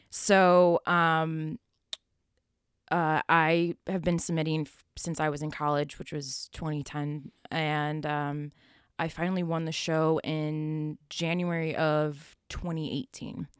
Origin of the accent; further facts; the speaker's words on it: Buffalo, New York, United States; I grew up in Buffalo, uh, Buffalo, New York